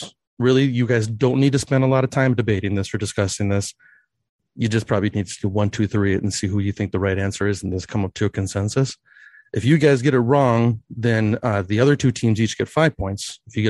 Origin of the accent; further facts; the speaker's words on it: Western Wisconsin, United States; moved away as an adult; also born or lived in Ellsworth, Wisconsin / Baldwin, Wisconsin; now in Omaha, United States; I am from Western Wisconsin. Ellsworth is where my family's from. I lived in Baldwin for a long time